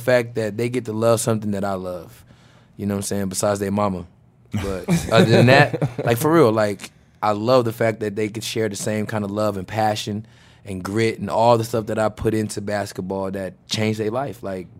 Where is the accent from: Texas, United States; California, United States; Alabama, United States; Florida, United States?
California, United States; Oakland; And then I remember when I grew up in Oakland in the summertime